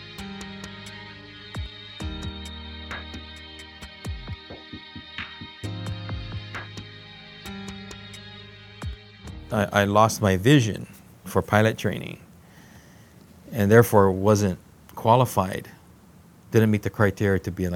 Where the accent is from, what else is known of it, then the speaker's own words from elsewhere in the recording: Hawaii, United States; moved away as an adult; as a Hawaiian who was just beginning to understand and learning what it was to be Hawaiian